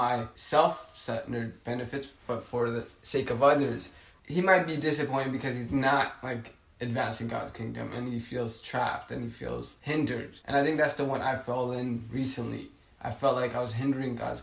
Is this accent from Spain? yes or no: no; Ethiopia; now in United States; I come from Ethiopia